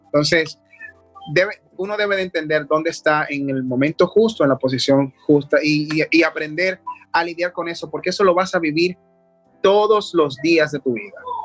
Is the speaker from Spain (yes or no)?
no; Dominican Republic; obtuve premios en mi país, como el Premio Soberano, que es un premio secular bastante eh, importante acá.